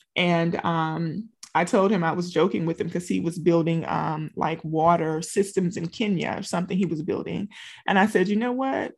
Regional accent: Louisiana, United States; moved away as an adult; now in Texas, United States; I'm from Louisiana

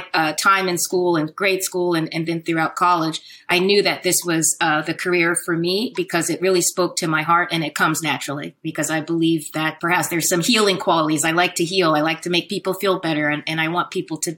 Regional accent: Silver Spring, Maryland, United States; also born or lived in Washington, District of Columbia, United States; I was born in Washington, DC. I grew up in Silver Spring, which is a suburb of the DC area. So I'm a Washingtonian

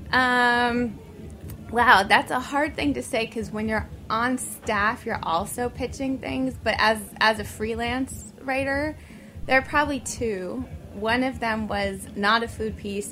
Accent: New York City, New York, United States; growing up in New York City

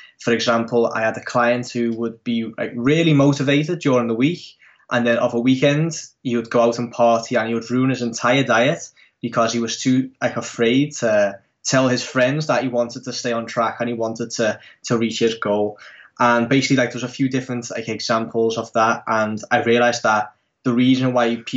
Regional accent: Netherlands; I'm from the Netherlands, born and raised in the Netherlands

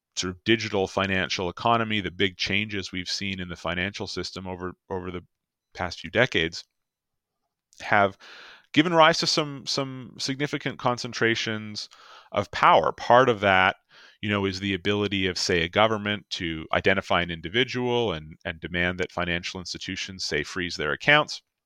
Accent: Canada

